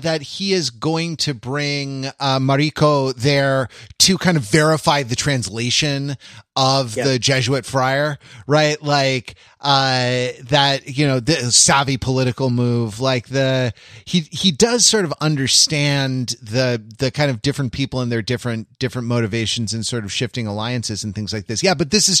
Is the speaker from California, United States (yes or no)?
yes; Los Angeles, California, United States; Like when I came from Los Angeles to the East Coast where you live